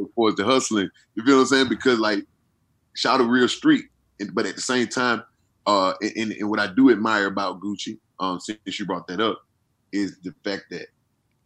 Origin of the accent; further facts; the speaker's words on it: Atlanta, Georgia, United States; I'm from Atlanta